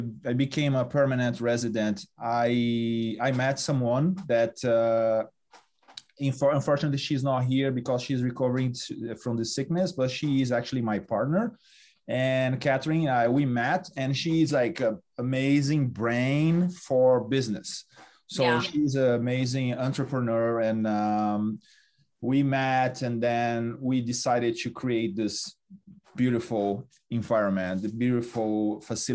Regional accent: Brazil; moved away; I'm from Brazil

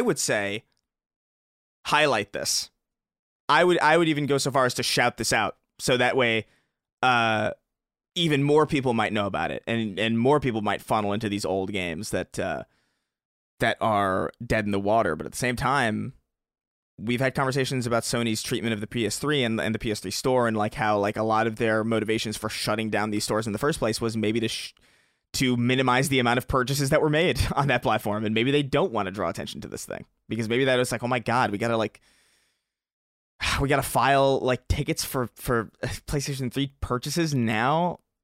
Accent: New York, United States; I grew up in New York

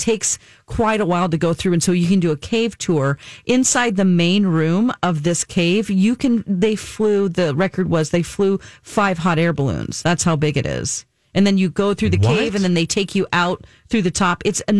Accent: Ozark, Missouri, United States; moved away; also born or lived in California; I'm from 30 minutes up the road in Ozark. Okay. Mm-hmm. Yeah. Yep, I'm originally from California, but no, I've lived most of my life.

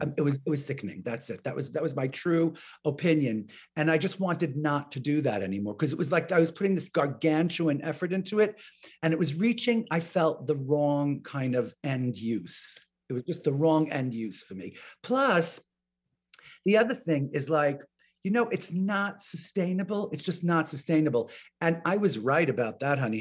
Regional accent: New York, United States; I'm from New York, because my relatives all live in New York

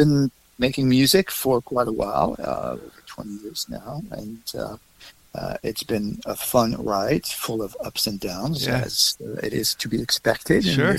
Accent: France; moved away as an adult; now in New York City, United States; I was born in France. I was born right outside of Switzerland in the Alps. Okay. Awesome. So I went to school there, went to the Conservatory of Music in Geneva.

